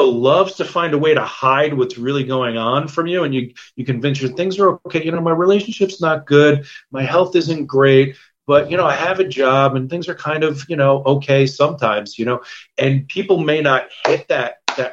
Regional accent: New York, United States; moved away as an adult; also born or lived in San Diego, California; I'm from New York originally

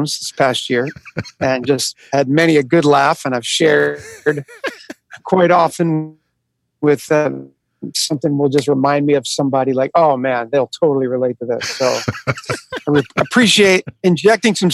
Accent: outside of Philadelphia, Pennsylvania, United States; moved away as an adult; also born or lived in California / Texas; now in New York City, United States; I grew up outside of Philadelphia, a Northeast guy

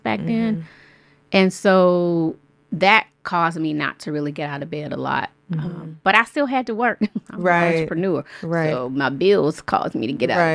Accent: Atlanta, Georgia, United States; my best friend who I grew up with in Southwest Atlanta since middle school

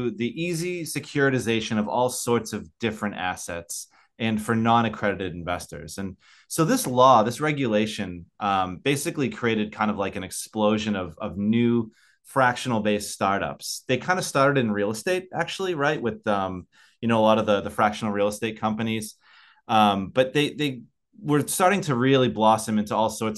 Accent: United States; now in Australia; I live in Australia. I'm an American living in Australia.

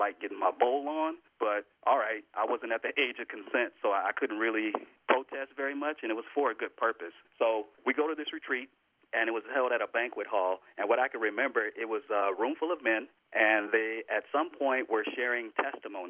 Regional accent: Los Angeles, California, United States; moved away as an adult; now in Northern California, United States; my mother, who raised me down in L.A.

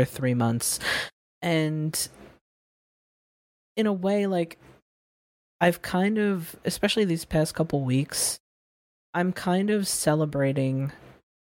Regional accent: United States; I was born here. I'm American

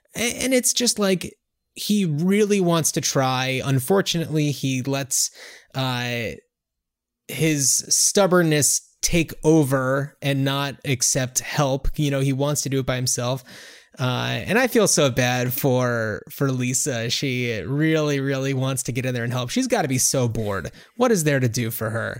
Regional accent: New Jersey, United States; we grew up in New Jersey, uh, not too far outside of New York

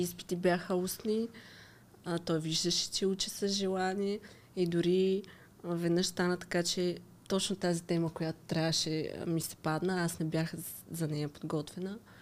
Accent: Zemen, Pernik Province, Bulgaria; moved away as an adult; now in Sofia, Bulgaria; Аз иначе съм от Земен

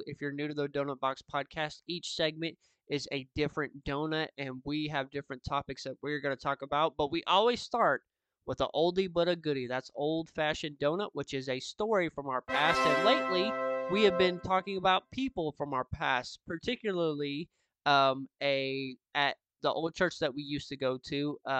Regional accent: the South, United States; I grew up in the South, but I don't think I'm familiar with that.

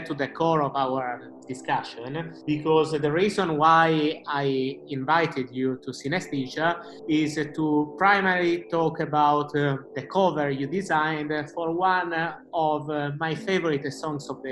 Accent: London, United Kingdom; as a Londoner

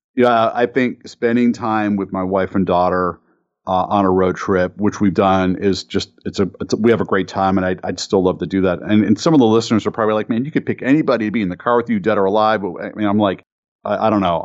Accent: Cleveland, Ohio, United States; Growing up in Cleveland, uh, with the Ford engine plant forty minutes or less from my house

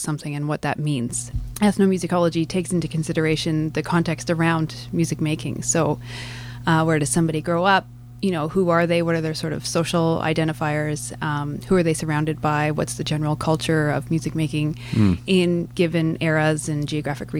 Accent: Calgary, Alberta, Canada; moved away as an adult; I grew up in Calgary

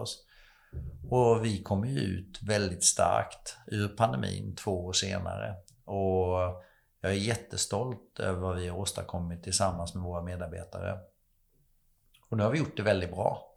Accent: Slöinge, Halland County, Sweden; moved away; jag är uppvuxen i Falkenberg, eller utanför Falkenberg, ett litet samhälle som heter Slöinge

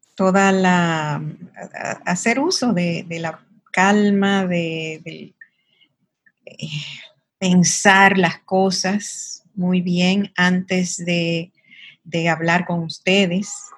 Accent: Sosúa, Puerto Plata, Dominican Republic; moved away as an adult; also born or lived in Santiago / United States; now in Santo Domingo, Dominican Republic; yo soy oriunda de Sosúa, es un pueblo muy pequeño en el norte de la República Dominicana

